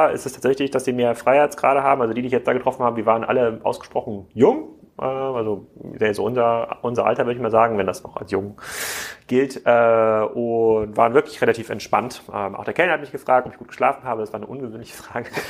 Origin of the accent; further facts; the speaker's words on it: Erfurt, Thuringia, Germany; Erfurt, meine alte Heimatstadt.